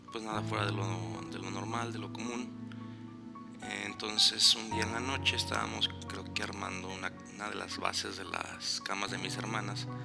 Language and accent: Spanish; Guadalajara, Jalisco, Mexico; yo no viví toda mi vida aquí, llegué de Guadalajara.